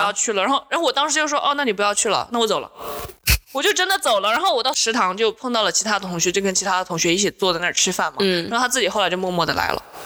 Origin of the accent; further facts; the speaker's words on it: Changsha, Hunan, China; 来自湖南长沙